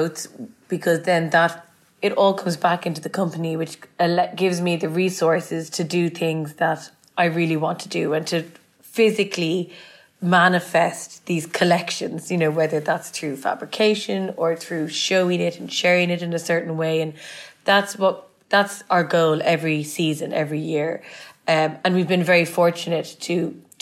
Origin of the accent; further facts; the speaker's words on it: Dublin, Leinster, Ireland; now in London, United Kingdom; And growing up in Ireland has a huge influence on me.